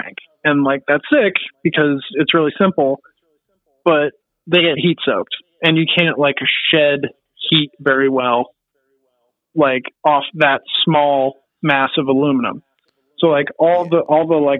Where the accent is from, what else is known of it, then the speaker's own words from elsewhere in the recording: California, United States; I'm from California and I was born here.